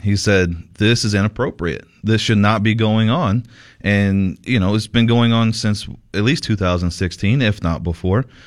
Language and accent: English; Sierra Vista, Arizona, United States; in Sierra Vista, my hometown, Sierra Vista